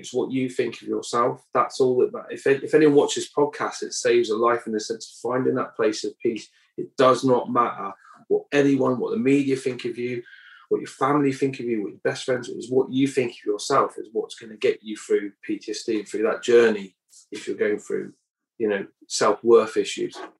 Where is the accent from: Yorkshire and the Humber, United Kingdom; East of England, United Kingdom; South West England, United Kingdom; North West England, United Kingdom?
South West England, United Kingdom; Cornwall; moved away as an adult; I grew up in Cornwall, um, you know, on a council estate